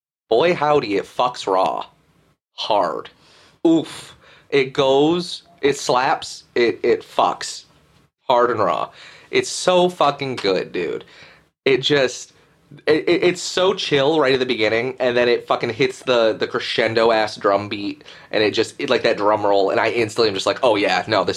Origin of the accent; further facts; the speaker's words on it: United States; I'm American